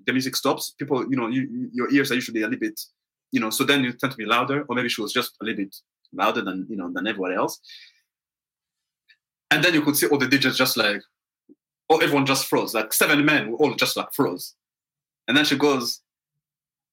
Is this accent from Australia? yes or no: no; Montreal, Quebec, Canada; I'm from Montreal